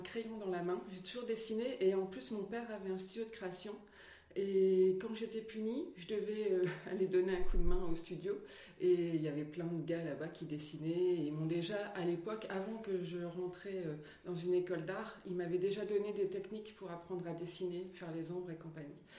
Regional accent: Lille area, Hauts-de-France, France; also born or lived in Mouvaux; Je suis née à Lille et j'ai fait mon enfance à Venedasque et maintenant j'habite à Mouvaux

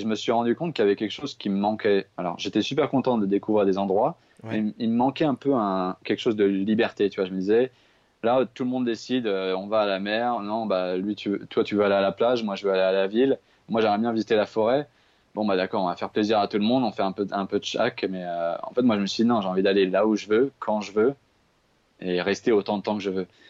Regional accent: Paris region, Île-de-France, France; moved away; moi j'ai grandi à Paris, en fait, je, suis parisien de, base. Euh, j'ai grandi en région parisienne

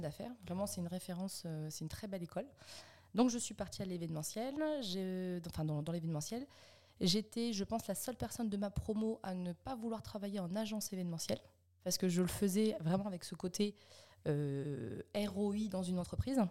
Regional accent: Alençon, Normandy, France; also born or lived in Caen / Montivilliers; je suis née à Caen et puis après, en fait, je suis toujours restée en Normandie. Hein. je suis partie à Montivilliers à côté du Havre. Après, on est, on est arrivé à côté d'Alençon. Donc j'ai passé mes 5 ans à 17 ans juste à côté d'Alençon

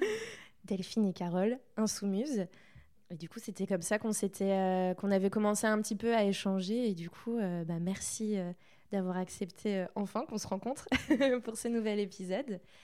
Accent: Saint-Malo, Brittany, France; moved away as an adult; also born or lived in Toulouse; je viens de Saint-Malo

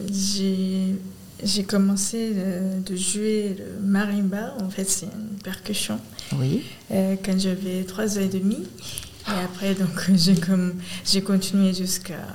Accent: Kamakura, Kanagawa, Japan; French is a second language; moved away as an adult; now in Aulnay-sous-Bois, France; Je viens de Kamakura.

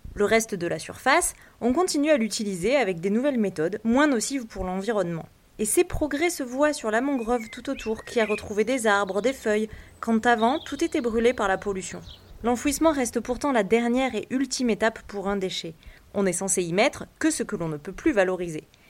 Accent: Guadeloupe; chez nous, en Guadeloupe

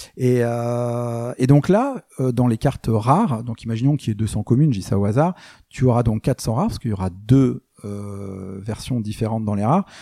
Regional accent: France; moi je suis français

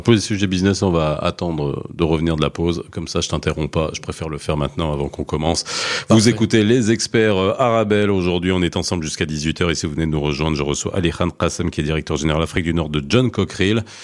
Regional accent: Morocco; je suis marocain

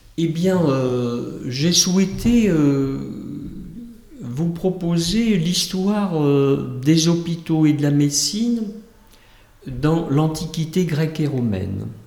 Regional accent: Houilles, Île-de-France, France; moi-même, je suis né à Houille, dans le 78.

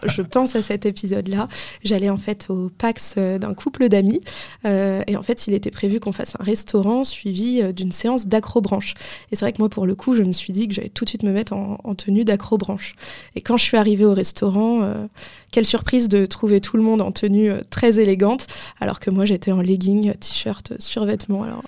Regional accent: Paris, Île-de-France, France; quand j'étais jeune, moi j'habitais à Paris

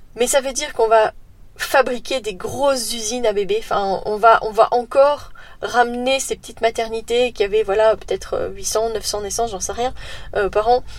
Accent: Belgium; chez nous en Belgique

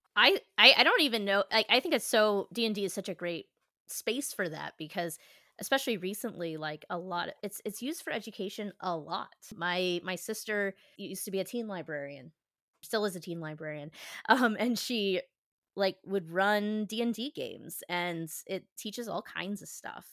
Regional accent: Philadelphia, Pennsylvania, United States; as a Philadelphian

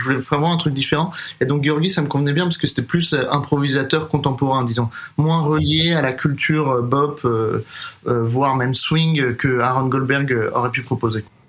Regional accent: Paris, Île-de-France, France; moved away as an adult; also born or lived in Boston, United States / New York, United States; Je suis né et j'ai grandi à Paris

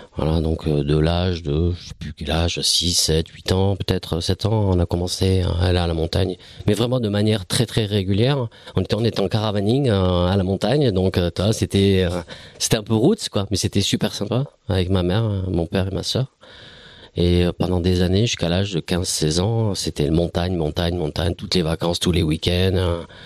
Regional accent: Bayonne, Nouvelle-Aquitaine, France; je suis Bayonnais. Enfin, Bayonnais, oui, je suis Bayonnais

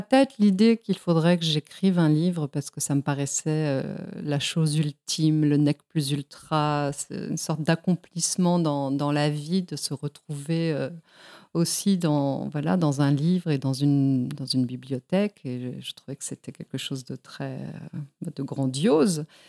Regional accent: Mexico; also born or lived in Spain; now in Lyon, France; Je suis moi-même née en Espagne, et j'ai grandi au Mexique

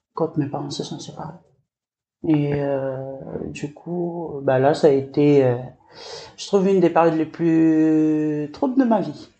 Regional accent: Lifou, Loyalty Islands Province, New Caledonia; je suis originaire de l'île

